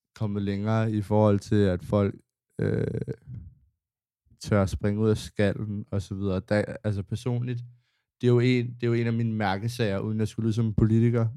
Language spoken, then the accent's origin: Danish; Copenhagen, Capital Region of Denmark, Denmark; jeg har gået i skole i Indre